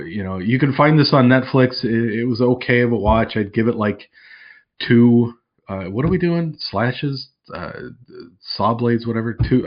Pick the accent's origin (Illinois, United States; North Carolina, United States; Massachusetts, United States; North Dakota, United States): Illinois, United States; outside of Chicago; I grew up outside of Chicago